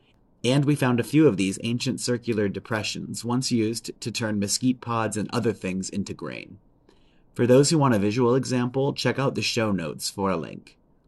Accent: Oro Valley, Arizona, United States; despite growing up in Oro Valley

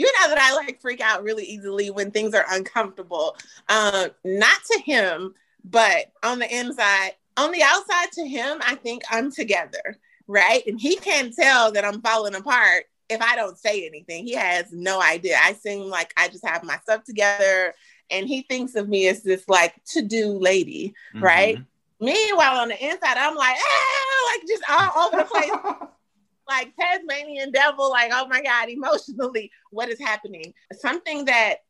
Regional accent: Louisiana, United States; now in Dallas, United States; both of us grew up in Southern households, because he's from Texas and I'm from Louisiana

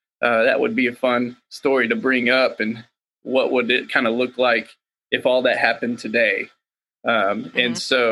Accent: Waco, Texas, United States; my hometown in Waco

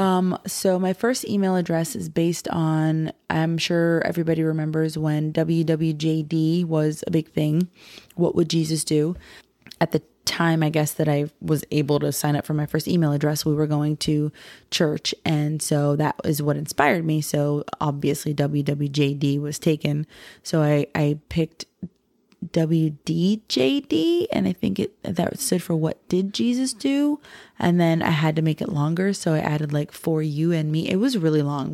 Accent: Florida, United States; we're from Florida

